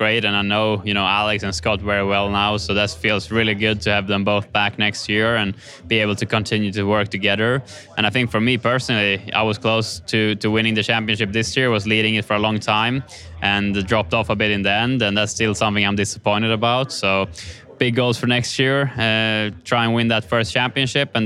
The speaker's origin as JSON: {"language": "English", "town": "Kumla", "region": "Örebro County", "country": "Sweden", "tie": "born or raised there", "moved": "yes", "said": "my hometown of Kumla, which will be super special to share with, you know, my family and friends and also all my fans back home."}